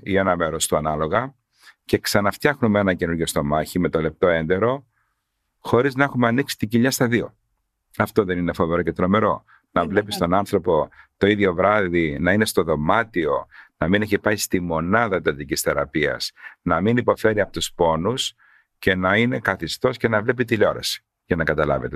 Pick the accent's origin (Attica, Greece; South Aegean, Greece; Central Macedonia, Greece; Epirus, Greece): South Aegean, Greece; Karpathos; εγώ είμαι από Κάρπαθο